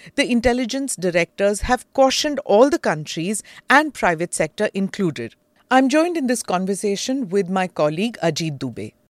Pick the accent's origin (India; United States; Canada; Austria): India; me as an Indian